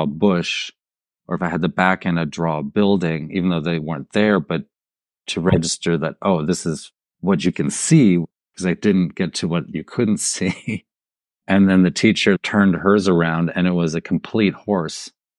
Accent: Munich, Bavaria, Germany; I grew up in Munich, Germany, the son of American parents who grew up in Nebraska.

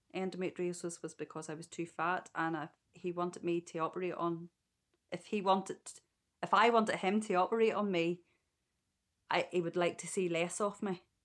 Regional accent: Ballymena, Northern Ireland, United Kingdom; I am from Ballymena

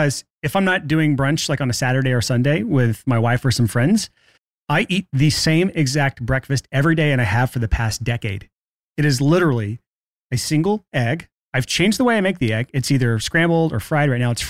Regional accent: Alabama, United States; I'm from Alabama.

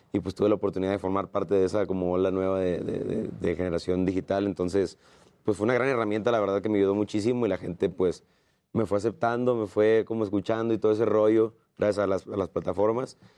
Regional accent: Guasave, Sinaloa, Mexico; also born or lived in Tijuana / Sonora; De Guasave pero viví muchos años en Tijuana, 12 años, luego 8 en Sonora.

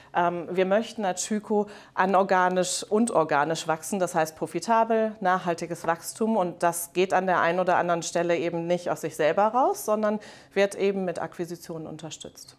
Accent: Rhineland, Germany; moved away as an adult; also born or lived in Netherlands; ich komme ursprünglich aus dem Rheinland

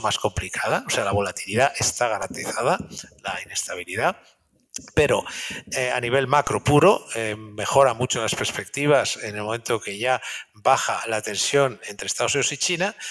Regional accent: Spain; me gusta como español decirlo

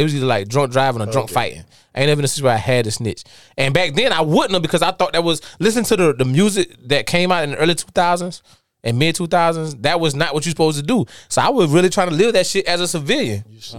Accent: Darlington, South Carolina, United States; I'm from Darlington, South Carolina.

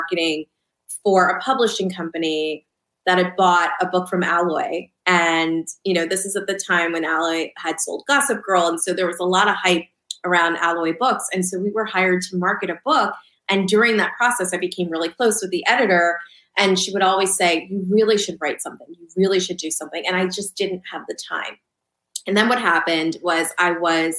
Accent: suburban New Jersey, United States; also born or lived in Lancaster, Pennsylvania; Then my family moved to Southern New Jersey. So I was raised in suburban

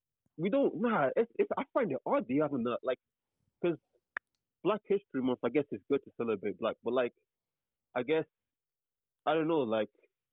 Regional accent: United Kingdom; I'm from the UK. United Kingdom.

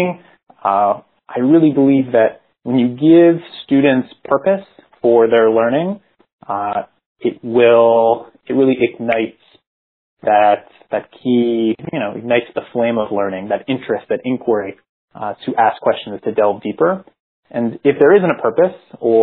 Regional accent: Philadelphia, Pennsylvania, United States; moved away as an adult; also born or lived in San Jose, California; I'm from Philadelphia, went to school there

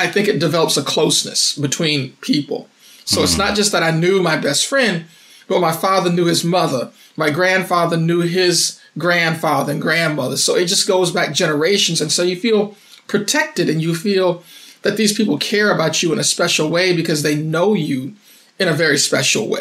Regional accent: Saluda, Virginia, United States; now in San Antonio, United States; I am from a little small town in Middlesex County, Virginia called Saluda.

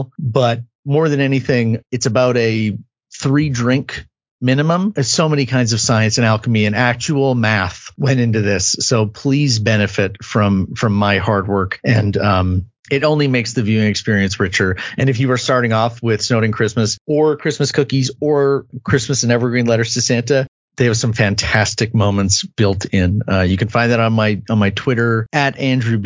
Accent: Canada; I'm Canadian

